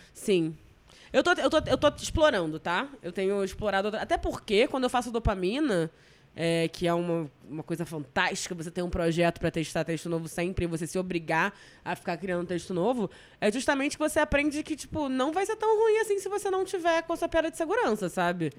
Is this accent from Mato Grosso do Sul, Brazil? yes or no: no; Rio de Janeiro, Brazil; Eu sou muito tijucana